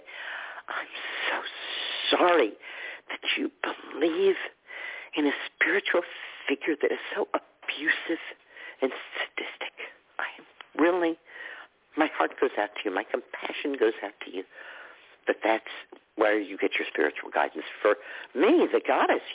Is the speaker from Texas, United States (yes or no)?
yes; Texas, United States; I grew up in Texas with holy rollers and snake